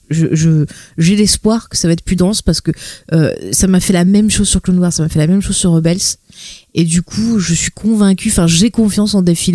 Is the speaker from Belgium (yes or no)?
no; France; moi je suis française